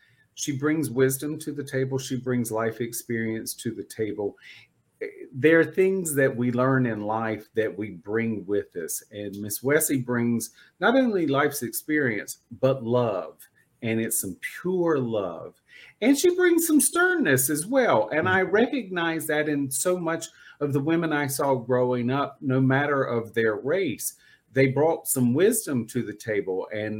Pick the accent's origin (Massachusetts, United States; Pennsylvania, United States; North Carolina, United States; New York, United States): North Carolina, United States; I grew up in North Carolina and I know what cicadas sound like, but I didn't know what they were.